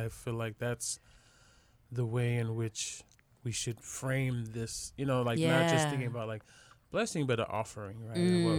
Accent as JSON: {"language": "English", "area": "the Bay Area", "region": "California", "country": "United States", "said": "We're both from the Bay."}